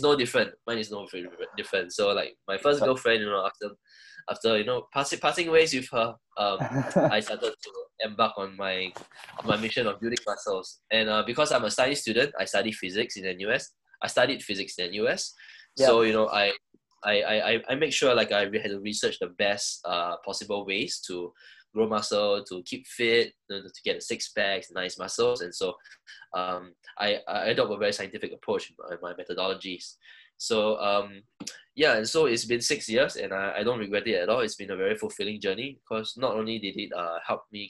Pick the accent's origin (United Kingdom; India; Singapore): Singapore; I'm Singaporean. I've been in Singapore my whole life